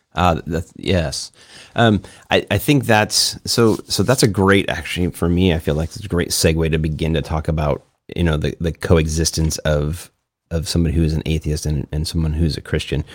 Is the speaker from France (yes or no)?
no; Chicago, Illinois, United States; now in San Diego, United States; I grew up in the suburbs of Chicago